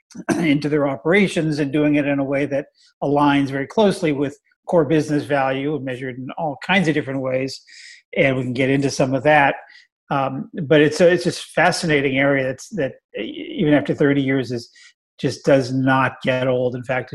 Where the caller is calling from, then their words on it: Oakland, California, United States; I'm zooming in from home in beautiful Oakland, California.